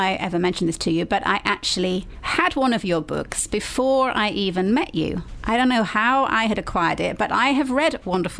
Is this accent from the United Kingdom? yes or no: yes; the north of England, United Kingdom; moved away as an adult; also born or lived in London; I grew up in the damp and chilly north